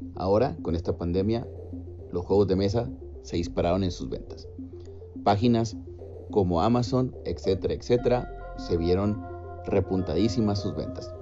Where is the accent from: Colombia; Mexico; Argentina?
Mexico; also born or lived in Monterrey, Nuevo León, Mexico; del mío, México